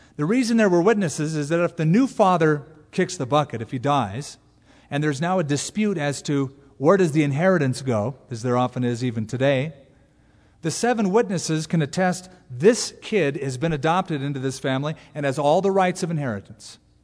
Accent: United States; we're American Christians

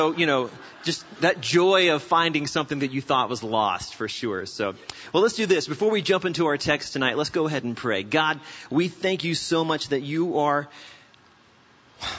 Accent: South Carolina, United States; now in Albuquerque, United States; I'm actually originally from South Carolina

